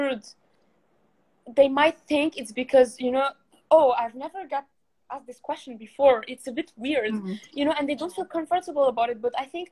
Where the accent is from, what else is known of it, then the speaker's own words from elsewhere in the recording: Morocco; moved away as an adult; now in England; when I arrived in England in 2016, because I'm from Morocco.